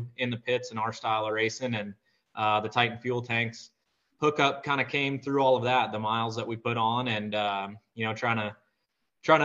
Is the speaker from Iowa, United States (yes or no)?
yes; Iowa, United States; I'm from Iowa, grew up on a Century farm here